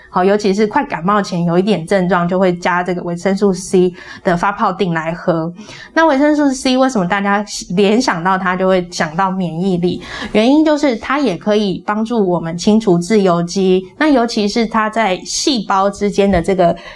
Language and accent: Chinese; Taiwan; 我们台湾人